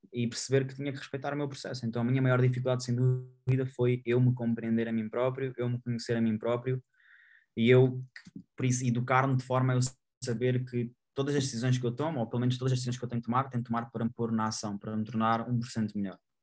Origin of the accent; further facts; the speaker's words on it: Portugal; eu sou grato ao local onde eu nasci, ao, país onde eu resido